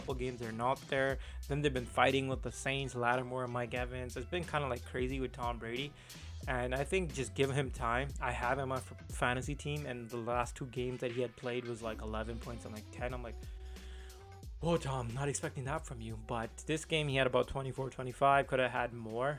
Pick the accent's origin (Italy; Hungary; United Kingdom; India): India; I'm Indian